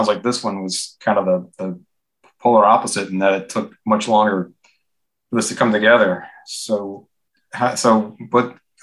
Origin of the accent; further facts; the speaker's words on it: Washington, District of Columbia, United States; I grew up in and around Washington my whole life.